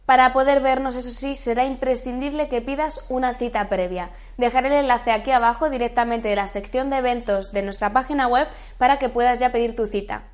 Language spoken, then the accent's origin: Spanish; Madrid, Community of Madrid, Spain; soy de Madrid